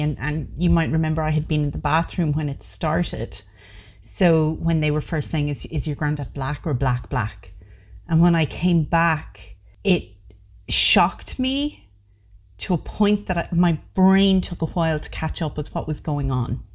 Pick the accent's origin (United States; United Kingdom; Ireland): Ireland; I'm Irish, born in Ireland, of two Irish parents, and I've grown up in Ireland.